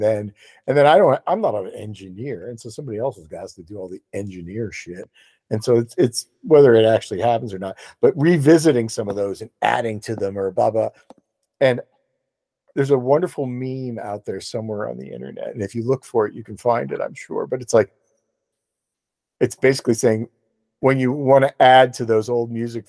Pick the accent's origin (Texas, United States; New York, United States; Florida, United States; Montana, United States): Florida, United States; because I'm from Florida, and so …, you know, I hear things … said